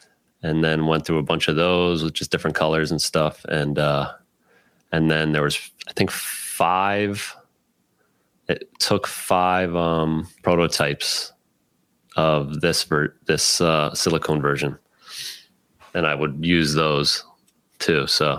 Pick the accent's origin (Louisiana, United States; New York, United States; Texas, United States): New York, United States; also born or lived in Baltimore, Maryland; What I tell people is I was born in Baltimore. A lot of my family roots are there. And then I was in high school in Westchester, New York.